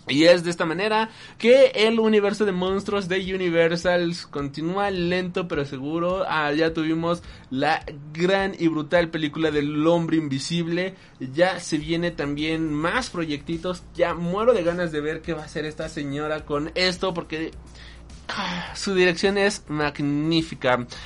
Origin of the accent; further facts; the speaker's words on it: Puerto Rico; porque ha sido muy duro para mí, especialmente al ser puertorriqueño